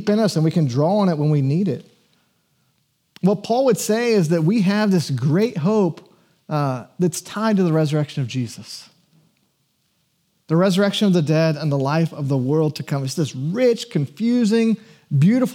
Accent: Georgia, United States; I was born in Georgia in the 80s and was taken to church

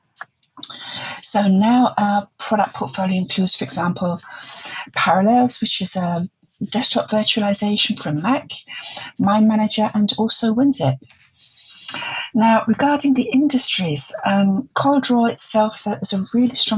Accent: London, United Kingdom; moved away as an adult; also born or lived in Germany / Netherlands; I'm originally from the East End of London

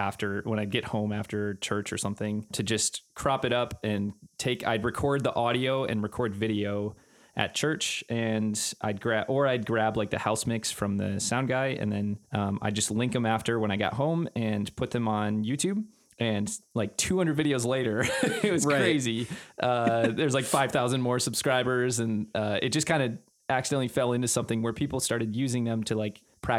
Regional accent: Green Bay, Wisconsin, United States; now in Minneapolis, United States; I am from Green Bay, Wisconsin, originally.

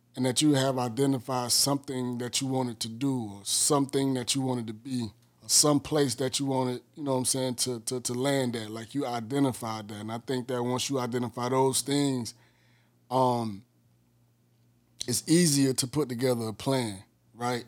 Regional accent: Miami, Florida, United States; I'm from Miami, Florida.

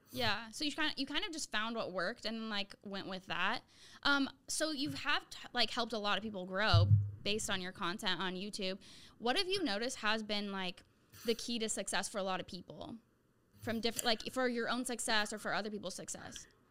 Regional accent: Santa Rosa, California, United States; moved away as an adult; I moved back to my hometown

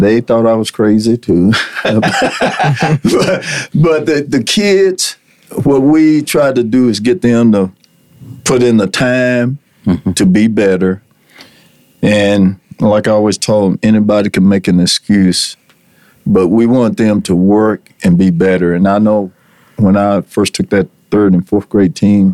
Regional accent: Borger, Texas, United States; also born or lived in Laneville, Texas; I was born in Laneville, Texas, and we moved to here. We moved to Borger when I was about 5 years old.

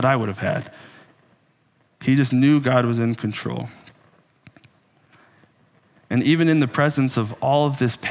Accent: Texas, United States; moved away as an adult; now in Minnesota, United States; I was born in the amazing paradise that some people call Texas. And I grew up in Texas

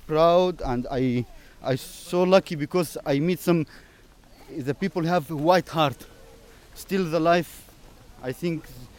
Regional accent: Syria; English is a second language; moved away as an adult; I'm from Syria.

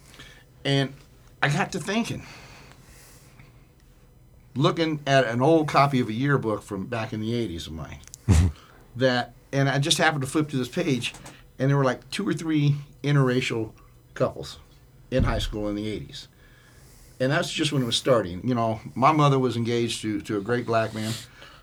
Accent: Denver, Colorado, United States; I grew up in Montbello with a single mom

